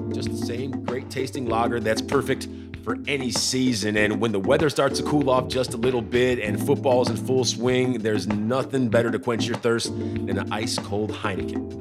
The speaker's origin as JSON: {"language": "English", "town": "Chicago", "region": "Illinois", "country": "United States", "said": "I'm from Chicago"}